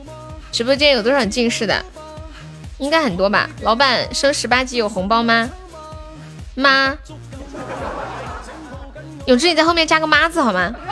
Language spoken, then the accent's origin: Chinese; Guangxi, China; 我是我是广西的，广西的表妹。